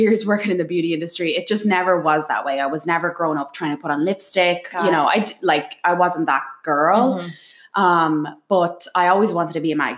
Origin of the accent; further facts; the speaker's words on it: Dublin, Leinster, Ireland; moved away as an adult; now in New York City, United States; I was born in Dublin, and I went into education in Dublin